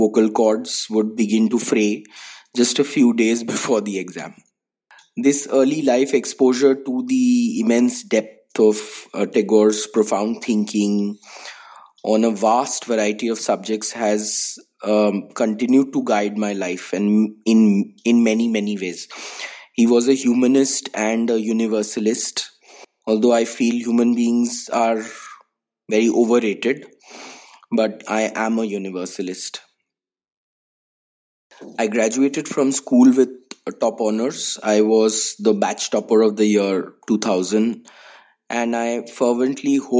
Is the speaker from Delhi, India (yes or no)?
yes; Delhi, India; I was born in Delhi in 1982 to a Probashi Bengali family. I am as proudly a Bangali as a Dilliwala. I've lived here almost the entirety of my 39 years